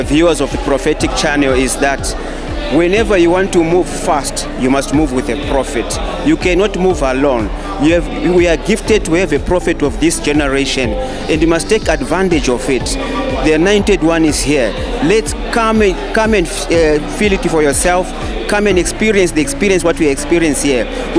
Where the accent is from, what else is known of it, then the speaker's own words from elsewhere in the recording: Rusape, Manicaland, Zimbabwe; I'm coming from Zimbabwe, Rusape.